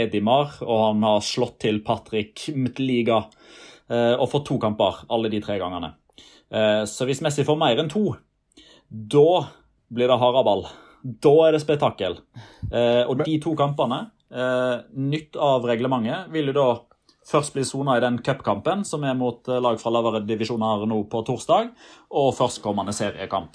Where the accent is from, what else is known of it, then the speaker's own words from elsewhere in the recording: Norway; som nordmenn